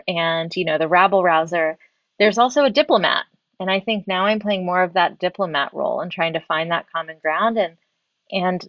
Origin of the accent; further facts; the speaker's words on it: the South, United States; I grew up in the South